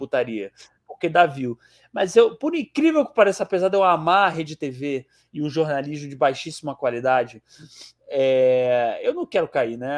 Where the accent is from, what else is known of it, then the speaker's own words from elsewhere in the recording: Ceará, Brazil; Eu sou do Ceará